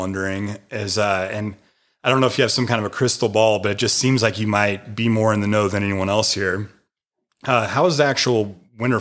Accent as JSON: {"language": "English", "region": "Washington", "country": "United States", "tie": "born or raised there", "moved": "yes", "lives_now": "Maggie Valley, North Carolina, United States", "said": "growing up in Washington State"}